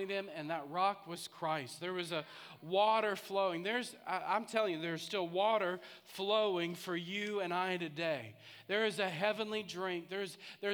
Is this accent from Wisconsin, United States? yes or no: no; St. Louis, Missouri, United States; I grew up in St. Louis